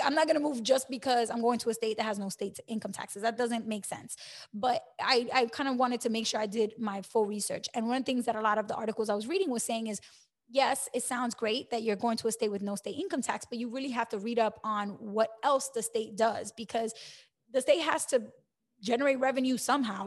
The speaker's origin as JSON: {"language": "English", "town": "New York City", "region": "New York", "country": "United States", "tie": "born or raised there", "also_born_or_lived": "New Jersey", "moved": "as an adult", "lives_now": "Florida, United States", "said": "I grew up in New York City"}